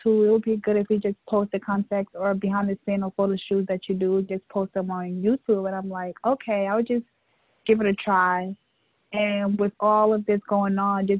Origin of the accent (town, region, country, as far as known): New York, United States; born or raised there; also born or lived in West Africa / Liberia / Guinea